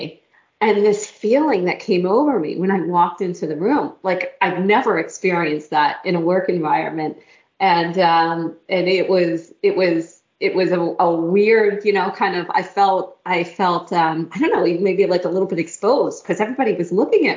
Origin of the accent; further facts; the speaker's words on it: Pennsylvania, United States; moved away; I grew up in Pennsylvania